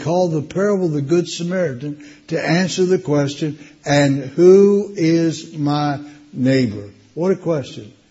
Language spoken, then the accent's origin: English; West Virginia, United States; moved away; I was born and raised in West Virginia. That's a hillbilly state down in the States